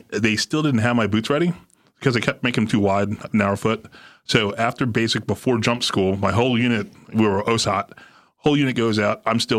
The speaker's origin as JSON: {"language": "English", "region": "New Jersey", "country": "United States", "tie": "born or raised there", "said": "I grew up in New Jersey, so 73% of my high school was Jewish"}